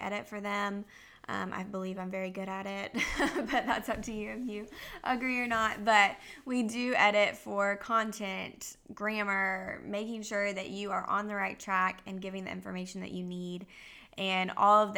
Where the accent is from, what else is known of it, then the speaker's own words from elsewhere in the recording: Georgia, United States; Jessy and I have extremely different accents because I am from Georgia